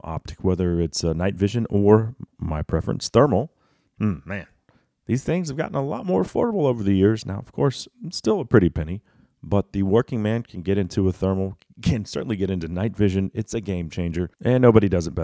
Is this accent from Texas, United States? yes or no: yes; Texas, United States; as a Texan